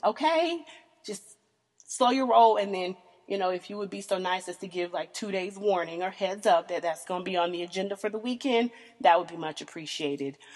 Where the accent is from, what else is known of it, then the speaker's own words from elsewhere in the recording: the South, United States; I am born and raised in the South, um, country girl